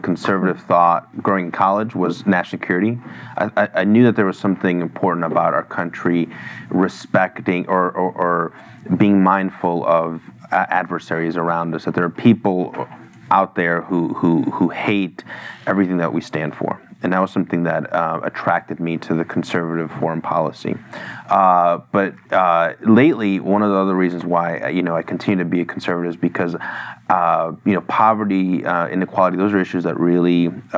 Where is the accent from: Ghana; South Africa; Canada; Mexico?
Mexico; also born or lived in New York City; now in Washington, D.C., United States; I'm an immigrant myself. I was born in Mexico. And my family came here